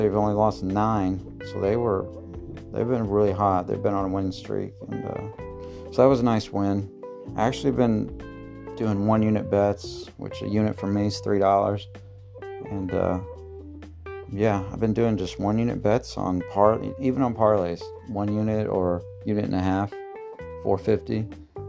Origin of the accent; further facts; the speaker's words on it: Marion, Illinois, United States; I'm from Marion, Illinois.